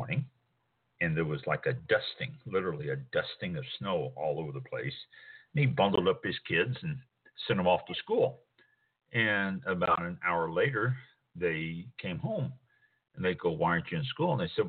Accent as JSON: {"language": "English", "town": "Kansas City", "region": "Missouri", "country": "United States", "tie": "born or raised there", "moved": "yes", "lives_now": "Florida, United States", "said": "I grew up in Kansas City, Missouri."}